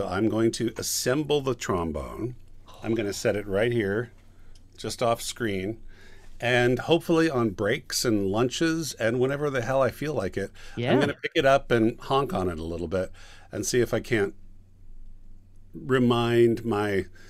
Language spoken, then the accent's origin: English; Sacramento, California, United States; also born or lived in Long Beach; now in Los Angeles, United States; I am from Sacramento.